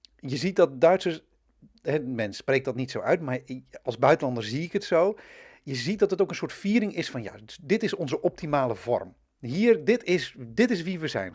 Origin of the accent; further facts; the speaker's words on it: Twente, Overijssel, Netherlands; Ik ben een tukker